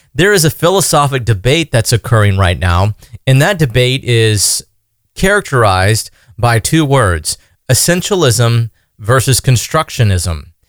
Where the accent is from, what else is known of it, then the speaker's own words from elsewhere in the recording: United States; being an American